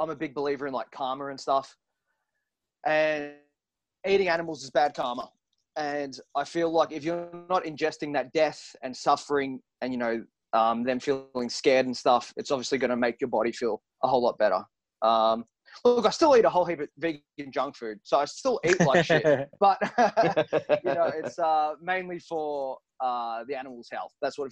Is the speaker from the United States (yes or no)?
no; Werribee, Victoria, Australia; We're all from Werribee